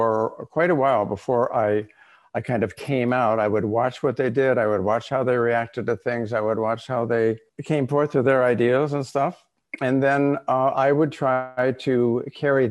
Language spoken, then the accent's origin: English; Los Angeles, California, United States; I grew up in Los Angeles